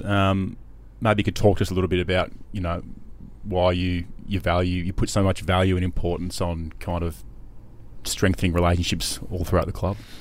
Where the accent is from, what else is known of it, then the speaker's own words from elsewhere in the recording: Melbourne, Victoria, Australia; now in Sydney, Australia; growing up in Melbourne like I did